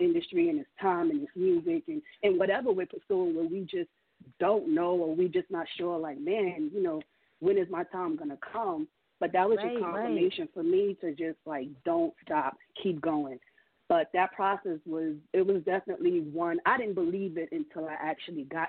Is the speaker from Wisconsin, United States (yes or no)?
no; New York City, New York, United States; growing up in Brooklyn wasn't nice. It wasn't easy.